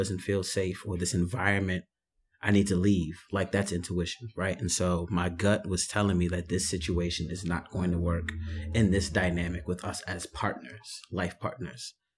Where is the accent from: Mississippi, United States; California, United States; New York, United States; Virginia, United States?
New York, United States; New York City; born and raised in the Bronx